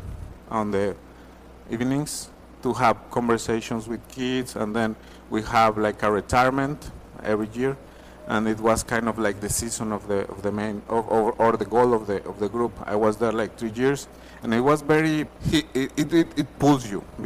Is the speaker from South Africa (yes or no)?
no; Torreón, Coahuila, Mexico; moved away as an adult; now in United States; I grew up in Mexico, a city called Torreon. It's in the north, Coahuila